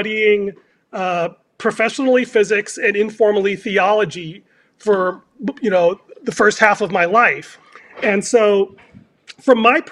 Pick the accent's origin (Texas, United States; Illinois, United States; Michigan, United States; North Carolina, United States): Illinois, United States; Chicago; now in California, United States; I was born in Chicago in winter.